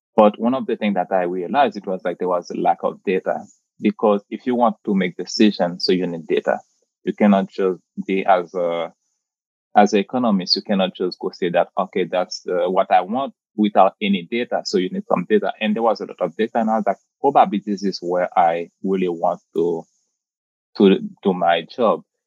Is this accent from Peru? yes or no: no; Port-au-Prince, Haiti; moved away as an adult; also born or lived in Papua New Guinea; now in New York, United States; So I came from the Caribbean. So you just mentioned that I born and raised in Puerto au Haiti